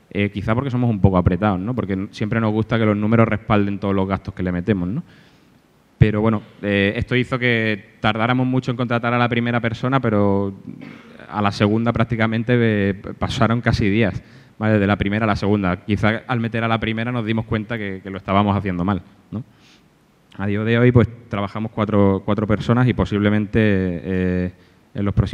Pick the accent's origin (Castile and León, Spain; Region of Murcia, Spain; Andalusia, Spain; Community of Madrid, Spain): Andalusia, Spain; Málaga; now in Alicante, Spain; yo soy de Málaga, pero vivo, vivo aquí en Alicante hace cinco años porque mi mujer es de aquí